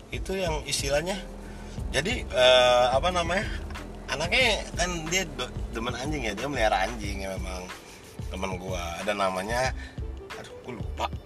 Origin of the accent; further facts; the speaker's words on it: Manado, North Sulawesi, Indonesia; parah sih gue sebagai orang Manado juga aduh gitu loh kayak waduh ini sebenarnya kelebihan